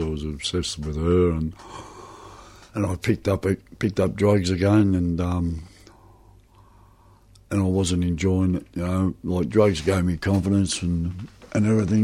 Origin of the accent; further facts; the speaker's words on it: Footscray, Victoria, Australia; I was born in Footscray